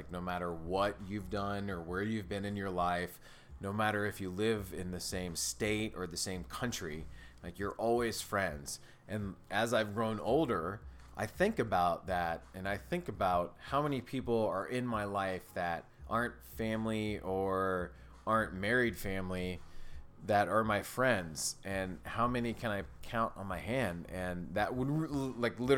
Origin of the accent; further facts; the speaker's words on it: California, United States; now in Indiana, United States; Yeah, I came from California to Indiana.